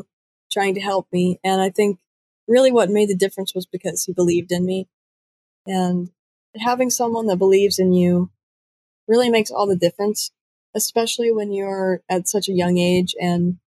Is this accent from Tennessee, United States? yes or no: yes; Pigeon Forge, Tennessee, United States; also born or lived in Huntsville, Alabama; I am from Pigeon Forge, Tennessee. I was originally born in Huntsville, Alabama, but we moved up here when I was about 4, so all the memories I really have of growing up are, you know, in the hills of Tennessee.